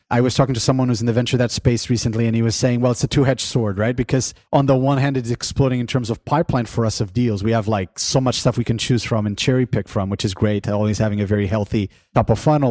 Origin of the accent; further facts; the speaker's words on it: Portugal; moved away; In my home country of Portugal